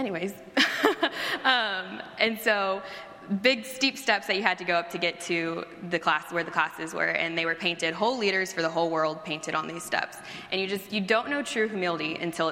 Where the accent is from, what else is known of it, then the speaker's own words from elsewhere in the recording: Texas, United States; moved away as an adult; also born or lived in Oklahoma; now in Chicago, United States; I grew up in Texas